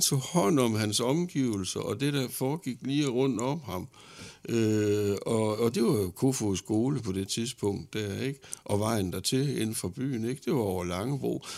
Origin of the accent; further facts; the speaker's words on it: Horsens, Central Denmark Region, Denmark; derhjemme i Horsens